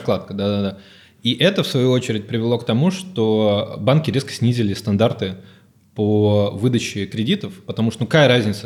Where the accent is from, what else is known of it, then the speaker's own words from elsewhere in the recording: Odesa, Odesa Oblast, Ukraine; moved away; я, собственно, с Украины, из Одессы